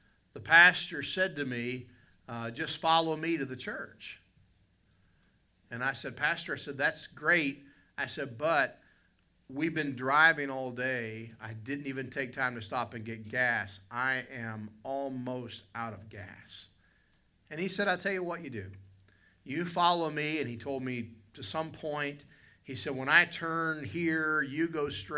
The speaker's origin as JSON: {"language": "English", "region": "West Virginia", "country": "United States", "moved": "yes", "said": "I'm a hillbilly from West Virginia in Canada"}